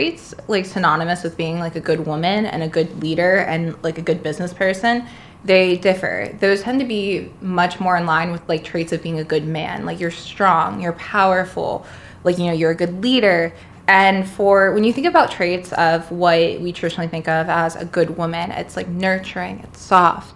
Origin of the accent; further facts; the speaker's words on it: the South, United States; now in New York City, United States; I'm from the South